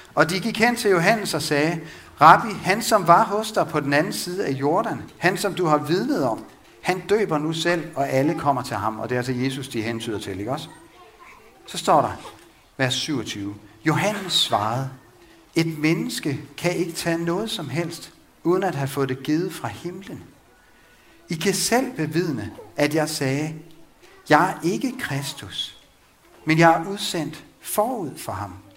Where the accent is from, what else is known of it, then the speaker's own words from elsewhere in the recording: Vang, Denmark; Vang missionshus, hvor jeg voksede op